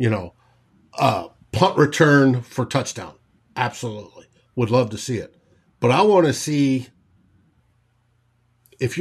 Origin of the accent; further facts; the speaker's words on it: New Mexico, United States; growing up in New Mexico